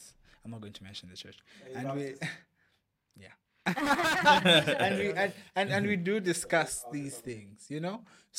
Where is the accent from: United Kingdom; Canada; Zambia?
Zambia; And I'm saying this because in my home country, Zambia.